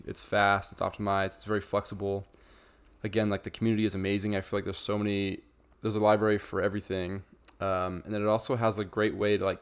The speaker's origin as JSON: {"language": "English", "region": "Idaho", "country": "United States", "moved": "yes", "lives_now": "St. George, United States", "said": "I'm from Idaho."}